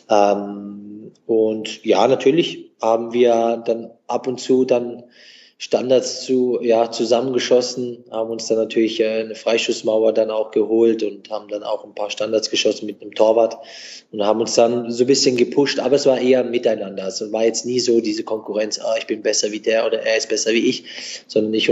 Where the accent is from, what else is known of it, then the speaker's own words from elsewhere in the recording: Germany; born there; weil ich bin ja in Deutschland geboren.